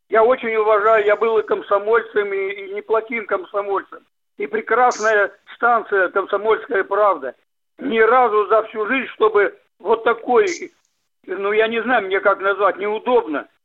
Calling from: Yekaterinburg, Sverdlovsk Oblast, Russia; Я, я быстро, 21 апреля на, я говорю из Екатеринбурга, на, по вашей станции на, по теме ОТР.

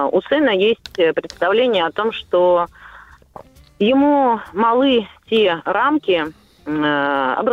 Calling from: Saint Petersburg, Russia; я из Санкт-Петербурга.

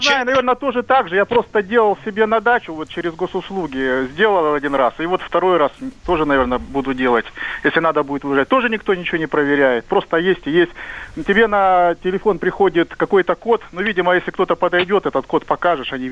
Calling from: Krasnoyarsk, Krasnoyarsk Krai, Russia

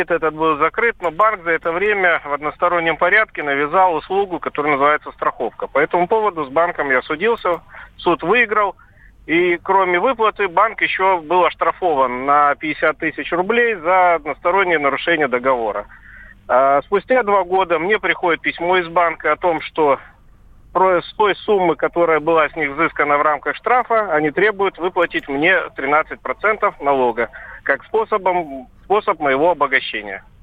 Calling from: Krasnoyarsk, Krasnoyarsk Krai, Russia; А, добрый день. Я звоню вам из Красноярска.

